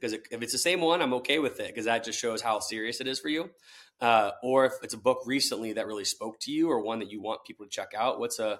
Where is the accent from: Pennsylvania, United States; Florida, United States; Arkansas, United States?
Florida, United States; Tallahassee; now in St. Louis, United States; I grew up in Tallahassee, Florida, where it's all college sports.